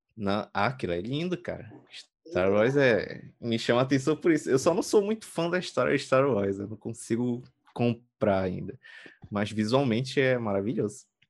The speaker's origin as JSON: {"language": "Portuguese", "region": "Pará", "country": "Brazil", "said": "eu sou do Brasil, eu sou do Pará, eu moro na periferia"}